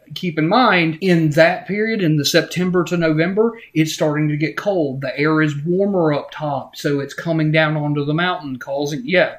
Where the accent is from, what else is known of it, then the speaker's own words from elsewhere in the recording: Morganton, North Carolina, United States; I'm from Morganton, or lived in Morganton for a long time.